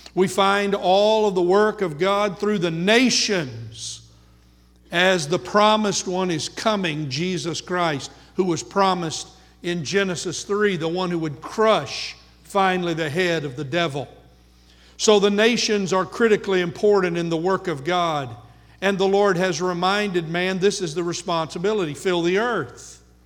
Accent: United States; first language English; Born here, most of us in the United States of America

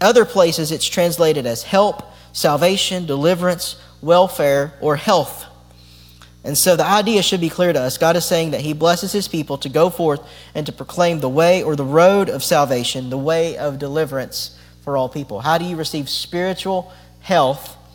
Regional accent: United States; as the American church

